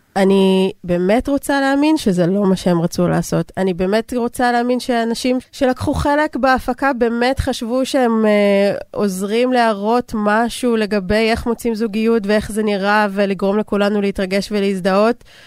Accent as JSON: {"language": "Hebrew", "country": "Israel"}